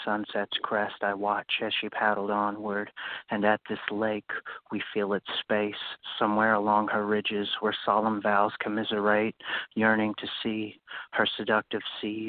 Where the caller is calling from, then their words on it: Louisville, Kentucky, United States; I'm from Louisville, Kentucky.